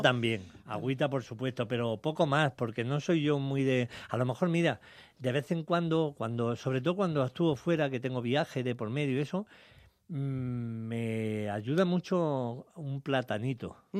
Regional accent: Jaén, Andalusia, Spain; aquí en España, en Jaén, en mi tierra

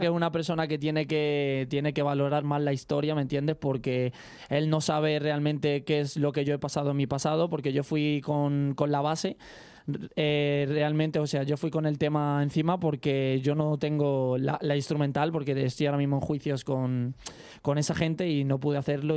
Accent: Toledo, Castilla-La Mancha, Spain; yo soy un español de Toledo representando siempre mi tierra natal

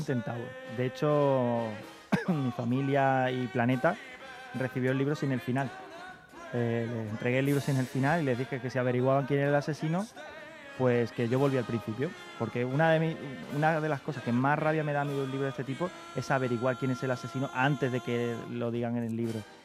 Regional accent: Carmona, Andalusia, Spain; moved away as an adult; now in Madrid, Spain; mi pueblo, Carmona

